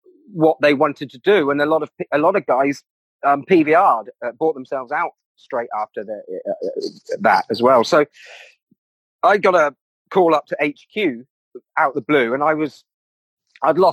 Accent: Reading, South East England, United Kingdom; I grew up in Reading

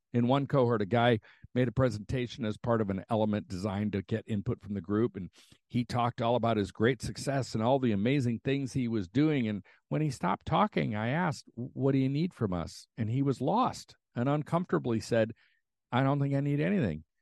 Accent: United States; as an American

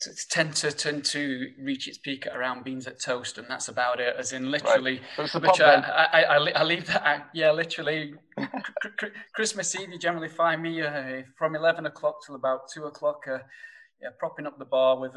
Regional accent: Sheffield, Yorkshire and the Humber, United Kingdom; accent: thick northern; you'll probably tell by my thick northern accent that, you know, coming from Sheffield

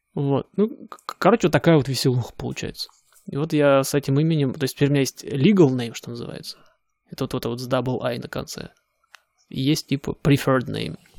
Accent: Siberia, Russia; moved away as an adult; я же из Сибири

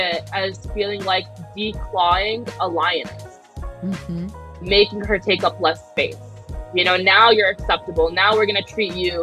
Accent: New Jersey, United States; my homogenous hometown in New Jersey

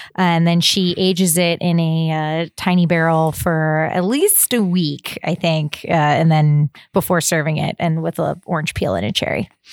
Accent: Texas, United States; growing up in Texas

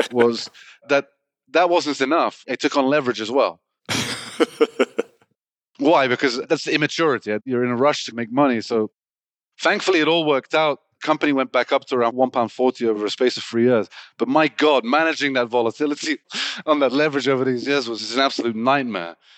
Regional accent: England, United Kingdom; Born in the U K, but originally Iranian

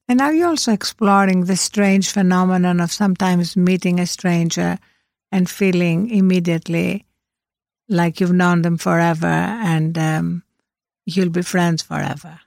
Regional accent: Greece; moved away; the ancient philosophers that I was brought up with in Greece

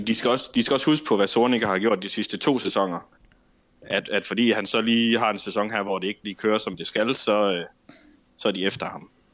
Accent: Herning, Central Denmark Region, Denmark; now in Ikast, Denmark; Jeg kommer fra Herning

